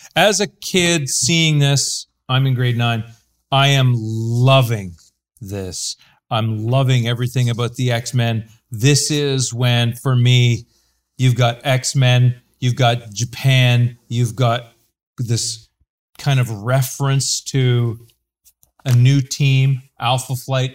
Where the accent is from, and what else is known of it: Canada